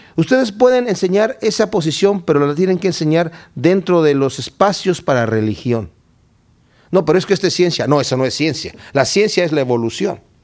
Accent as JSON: {"language": "Spanish", "region": "Querétaro", "country": "Mexico", "moved": "yes", "said": "Estuve allá en mi ciudad, Querétaro, en México"}